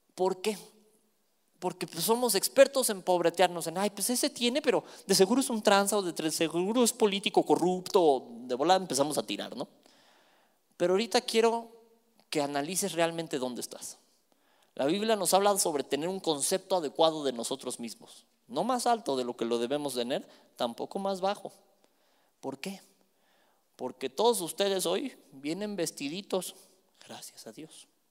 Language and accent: Spanish; Mexico; somos buenos como mexicanos